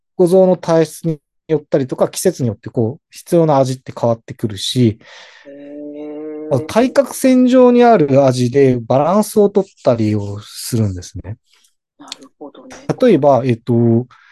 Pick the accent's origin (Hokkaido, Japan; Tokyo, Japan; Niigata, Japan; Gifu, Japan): Hokkaido, Japan; 私北海道です。